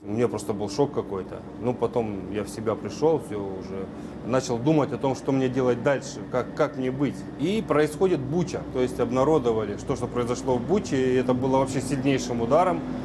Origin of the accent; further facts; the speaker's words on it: Ukraine; also born or lived in Russia; now in Kyrgyzstan; я украинец и рожден был на Украине